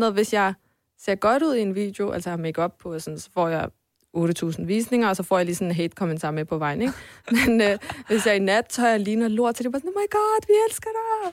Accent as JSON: {"language": "Danish", "town": "Sønderborg", "region": "Southern Denmark", "country": "Denmark", "tie": "born or raised there", "also_born_or_lived": "Poland", "moved": "yes", "lives_now": "Copenhagen, Denmark", "said": "jeg voksede op i, i Sønderborg, i Sønderjylland"}